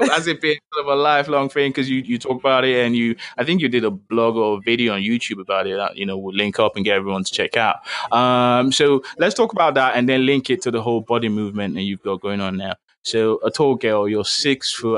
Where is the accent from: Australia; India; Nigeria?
Nigeria; Lagos; I grew up in Lagos too, so I speak a bit of Yoruba.